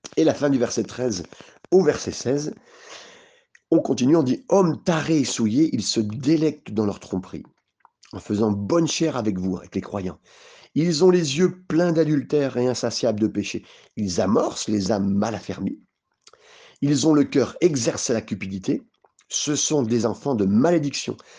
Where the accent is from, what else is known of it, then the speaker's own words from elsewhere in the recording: France; on est français